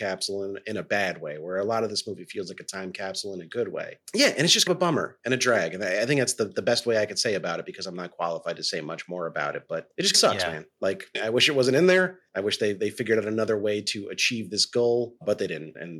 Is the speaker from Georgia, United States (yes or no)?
no; New York, United States; I grew up in New York.